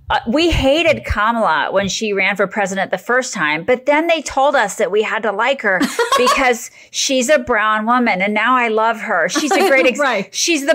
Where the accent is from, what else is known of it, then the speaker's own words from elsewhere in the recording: Georgia, United States; I mean, I'm from Georgia.